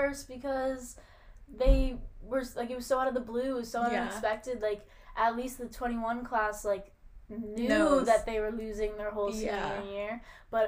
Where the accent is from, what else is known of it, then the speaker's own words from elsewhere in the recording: Connecticut, United States; moved away as an adult; I'm from Connecticut